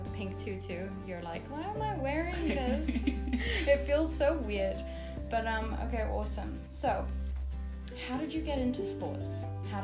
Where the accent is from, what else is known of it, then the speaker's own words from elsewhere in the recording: Manchester, North West England, United Kingdom; I'm from Manchester, so everyone's a Man United fan there